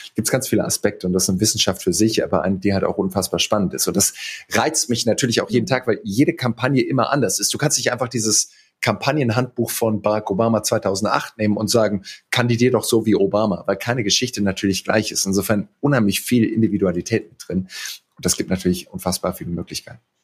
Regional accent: Heidelberg, Baden-Württemberg, Germany; also born or lived in Greenville, South Carolina; Ich bin in Heidelberg groß geworden

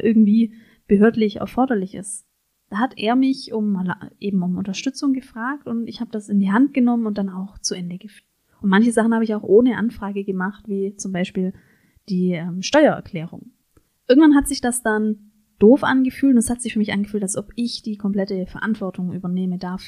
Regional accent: Germany; ich als Deutsche eben sehr individualistisch auch sozialisiert bin

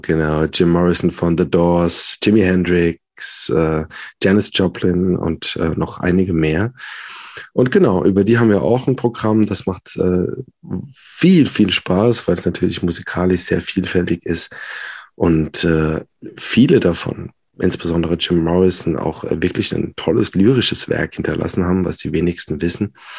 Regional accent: Worms, Rhineland-Palatinate, Germany; also born or lived in Mannheim / Hildesheim / Berlin; bin gebürtiger Wormser.

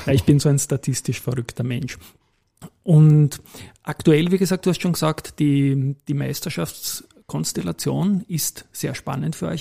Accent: Vienna, Austria; gebürtiger Donaustädter

